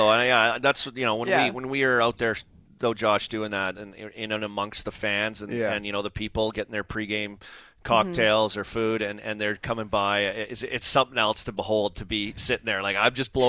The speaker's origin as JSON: {"language": "English", "country": "Canada", "tie": "born or raised there", "said": "growing up in Canada and going to school, you learn French."}